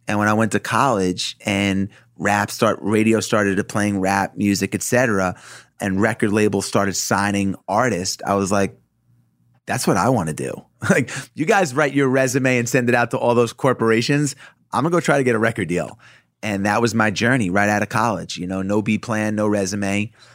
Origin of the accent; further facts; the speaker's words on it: Roslyn, New York, United States; growing up in Roslyn, in Long Island where I grew up